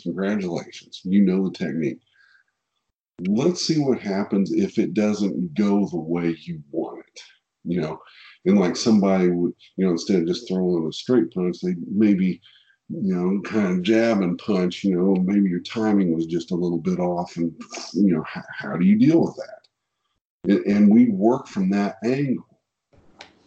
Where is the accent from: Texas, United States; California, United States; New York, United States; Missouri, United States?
Missouri, United States; Kansas City; I'm from Kansas City. So I'm from Kansas City. So barbecue is a way of life here in Kansas City.